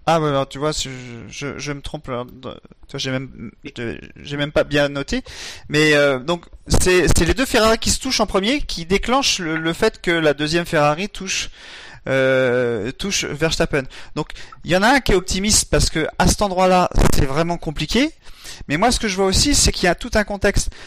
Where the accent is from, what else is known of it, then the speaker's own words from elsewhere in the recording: France; en tant que Français